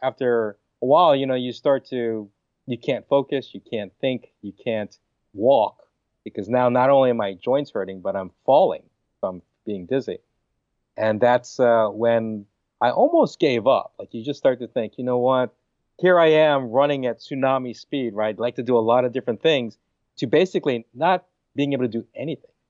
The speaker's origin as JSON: {"language": "English", "region": "Hawaii", "country": "United States", "said": "I'm from Hawaii, right? I love meat. Hawaiians, we love our pork and chicken and beef"}